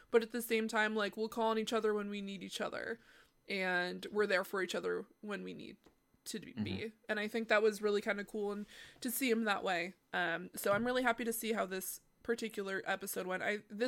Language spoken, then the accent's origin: English; Canada; Well, as the Canadian here.